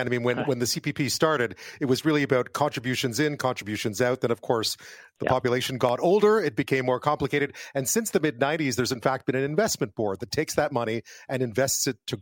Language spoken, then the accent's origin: English; Quebec, Canada; I grew up in Quebec